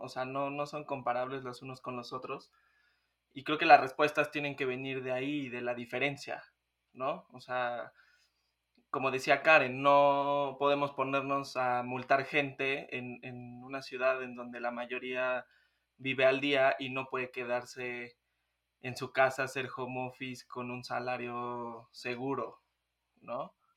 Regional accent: Mexico

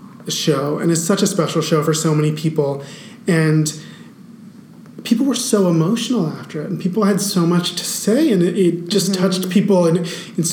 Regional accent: Philadelphia, Pennsylvania, United States; I'm from Philadelphia.

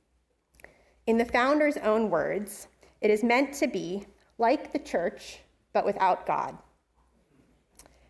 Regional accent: California, United States; I am from California

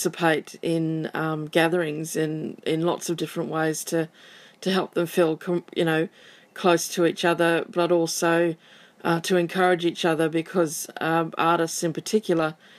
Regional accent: Western Australia, Australia; I'm from Western Australia.

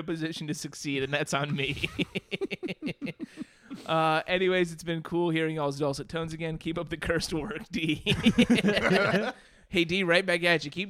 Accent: North Carolina, United States; Though I attended school in Alabama, I'm from Western North Carolina.

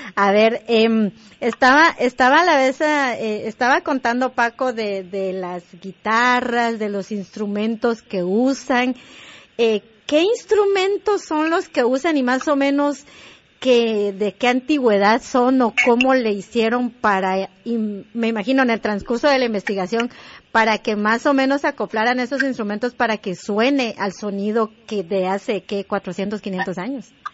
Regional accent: Guatemala; moved away; somos guatemaltecos o latinoamericanos

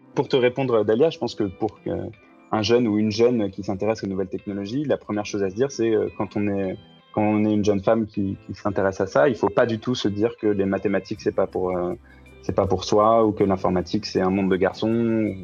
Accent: France; moved away as an adult; now in Montreal, Canada; je suis français, j'ai fait mes études en France et je suis venu au Canada en janvier 2019

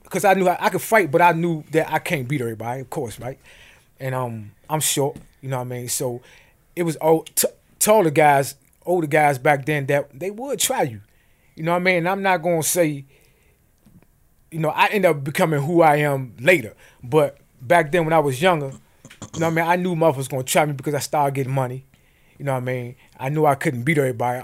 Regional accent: United States; growing up in Montana terrace

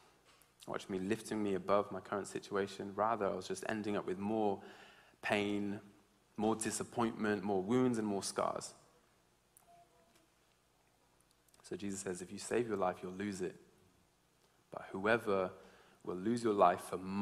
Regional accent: Georgia, United States; also born or lived in England; now in United Kingdom; I grew up in America, in Georgia, in the South

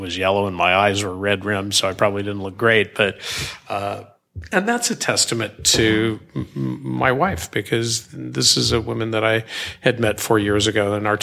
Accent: United States; moved away; also born or lived in Mississippi / Memphis, Tennessee; I come from Mississippi and Memphis, Tennessee

